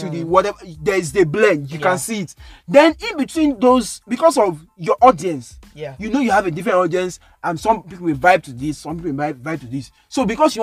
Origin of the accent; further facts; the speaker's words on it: United Kingdom; I'm British